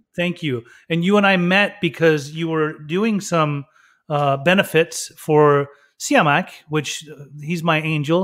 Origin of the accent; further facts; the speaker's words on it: Utah, United States; also born or lived in Germany / Iran; Growing up in Utah, I mean, come on, a Persian kid with, from Muslim parents